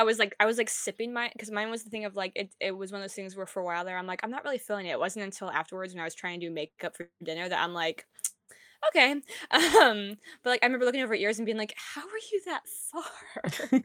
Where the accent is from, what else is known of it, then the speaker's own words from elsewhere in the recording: Indiana, United States; I'm from Indiana and we're called Hoosiers.